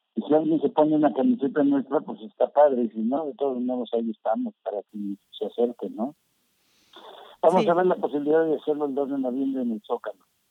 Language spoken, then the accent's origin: Spanish; Mexico; como mexicanos